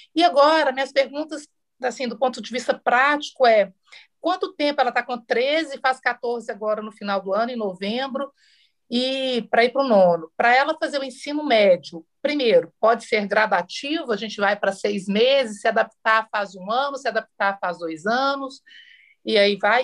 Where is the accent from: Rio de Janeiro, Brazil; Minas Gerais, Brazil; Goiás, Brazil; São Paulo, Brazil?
Minas Gerais, Brazil; interior of; eu sou do interior de Minas